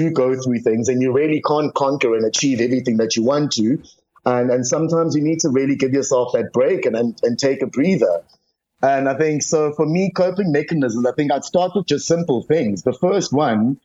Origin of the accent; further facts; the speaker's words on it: South Africa; as a South African